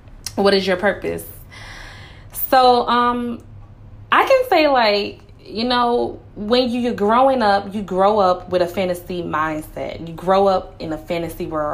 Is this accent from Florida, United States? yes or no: yes; Miami, Florida, United States; I'm from Miami